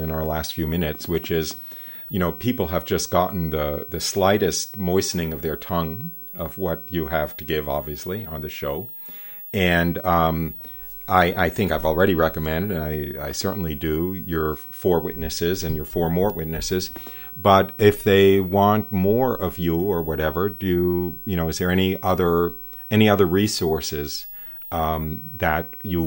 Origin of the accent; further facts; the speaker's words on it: New York, United States; a New York Jew